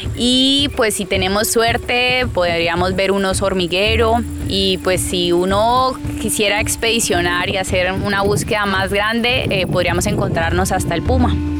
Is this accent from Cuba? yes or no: no; Yopal, Casanare, Colombia; soy oriunda de Yopal Casanare y vivo actualmente en Yopal Casanare también